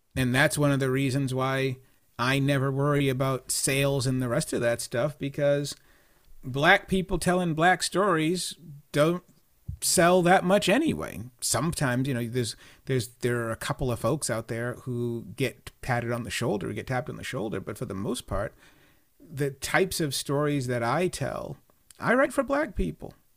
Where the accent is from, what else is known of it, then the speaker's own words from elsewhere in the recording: Boston, Massachusetts, United States; I'm from Boston